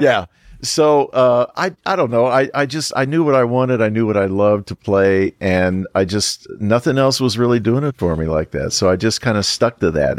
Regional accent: Richmond, Indiana, United States; Richmond, Indiana, my hometown

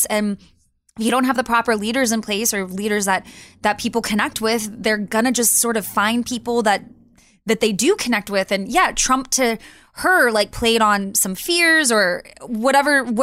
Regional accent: Texas, United States; growing up, I'm from Texas, and you know, what it is now, it was nothing like that when I was a kid

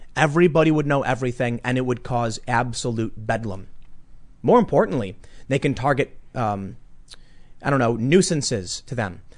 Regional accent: United States; we as American citizens

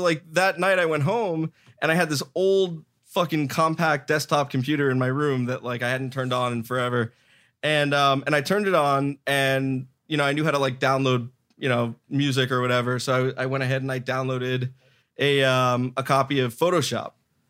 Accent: Miami, Florida, United States

